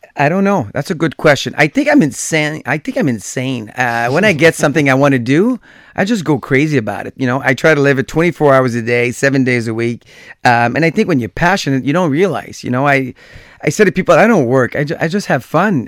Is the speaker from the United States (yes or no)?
no; Gatineau, Quebec, Canada; I grew up in Gatineau. That's where I was growing